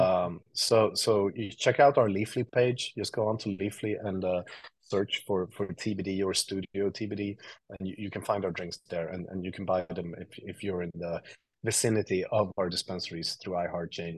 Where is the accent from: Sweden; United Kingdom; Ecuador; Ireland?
Sweden; moved away as an adult; now in New York, United States; I grew up in Sweden, uh, and I and I moved to New York like ten years ago, eleven years ago